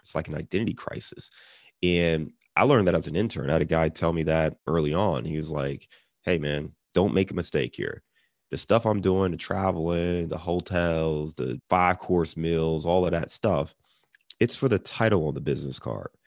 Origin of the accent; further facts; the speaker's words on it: Cleveland, Ohio, United States; now in Cincinnati, United States; I'm, I'm in Cincinnati now, and I'm from Cleveland